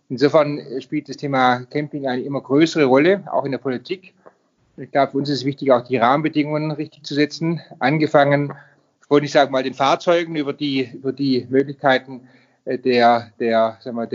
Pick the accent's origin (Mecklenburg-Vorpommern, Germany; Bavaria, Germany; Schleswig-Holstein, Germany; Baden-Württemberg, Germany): Baden-Württemberg, Germany; Darüber hinaus ähm, ist gerade jetzt auch mein Heimatland Baden-Württemberg